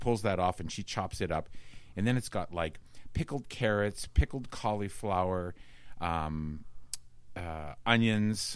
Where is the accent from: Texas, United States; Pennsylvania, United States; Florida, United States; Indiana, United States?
Pennsylvania, United States; Pittsburgh; moved away as an adult; also born or lived in South Carolina; I was from Pittsburgh